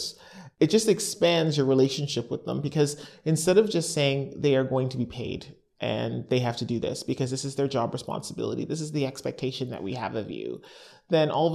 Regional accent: Canada; accent: Canadian; moved away; my accent's Canadian

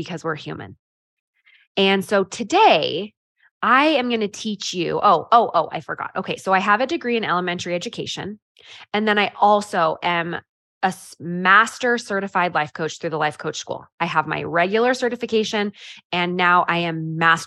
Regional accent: California, United States; also born or lived in Idaho; now in Utah, United States; I grew up in California and I now live in Utah

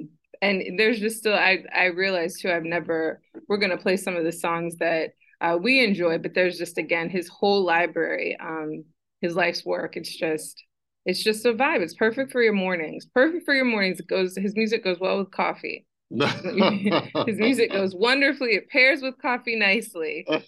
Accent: Brooklyn, New York, United States; So we're from Brooklyn, better known as Brooklyn.

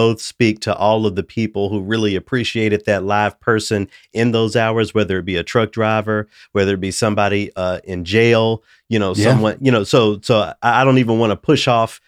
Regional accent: Memphis, Tennessee, United States; I'm from Memphis, but when they say I grew up in the nearby city of Bartlett, okay, I didn't actually, but I grew up exactly adjacent

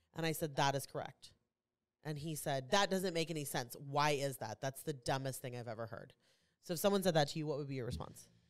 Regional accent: Kansas City, United States; I'm from Kansas City, so I wear a lot of Kansas City stuff.

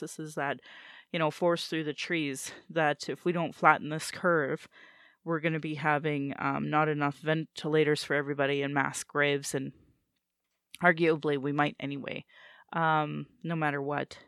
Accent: Sylvan Lake, Alberta, Canada; also born or lived in Calgary / Fort McMurray; Then in grade three, we moved to Sylvan Lake

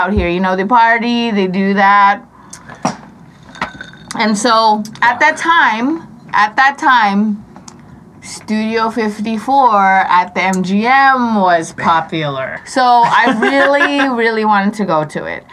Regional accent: California, United States; now in Las Vegas, United States; I'm from California

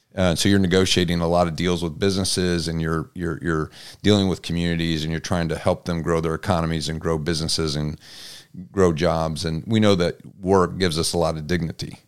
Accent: Butler, Indiana, United States; also born or lived in Mishawaka, Indiana / Auburn, Indiana; my background was Butler

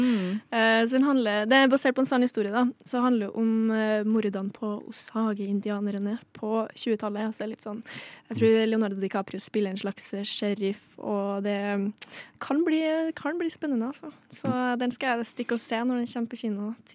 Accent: Trøndelag, Norway; Ørlandet er nabokommunen min.

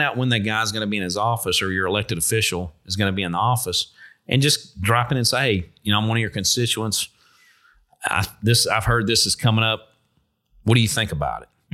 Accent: Kenner, Louisiana, United States; moved away; also born or lived in Shreveport / North Carolina; I grew up in Kenner, so I'm from Shreveport, but we lived in Kenner when I was young.

